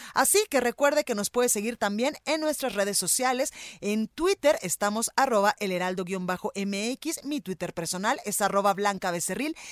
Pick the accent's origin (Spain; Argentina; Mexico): Mexico; Guadalajara, Jalisco; now in Mexico City, Mexico; allá en Guadalajara, Jalisco, en La Perla, Tapatía, en mi tierra